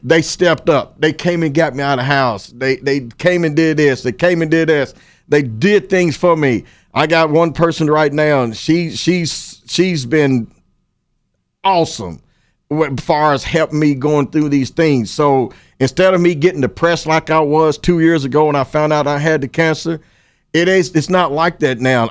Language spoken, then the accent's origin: English; Paris, Kentucky, United States; also born or lived in Lexington, Kentucky; my hometown credit because that's where I came from